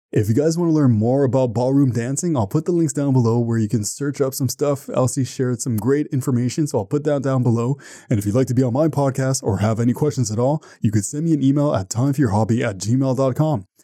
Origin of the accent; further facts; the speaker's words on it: Canada; I'm from Canada